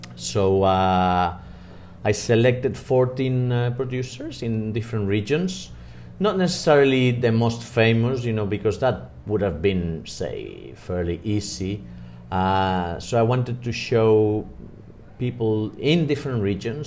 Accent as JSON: {"language": "English", "country": "Spain", "also_born_or_lived": "Madrid", "said": "I am from Spain. I'm based in Madrid. I live in Madrid"}